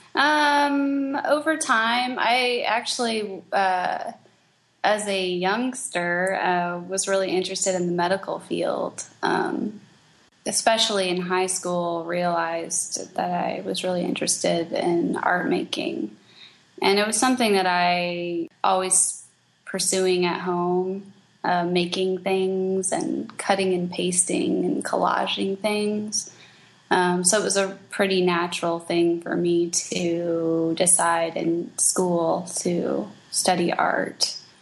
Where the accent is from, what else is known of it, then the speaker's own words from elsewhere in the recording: Kansas City, United States; also born or lived in Springfield, Missouri / Albuquerque, New Mexico; now in St. Louis, United States; I grew up in Kansas City